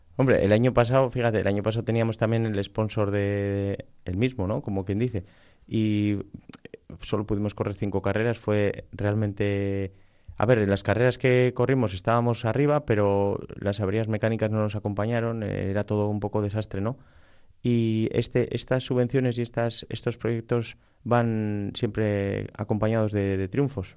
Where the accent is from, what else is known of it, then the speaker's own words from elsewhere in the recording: Balmaseda, Basque Country, Spain; yo soy de Balmaseda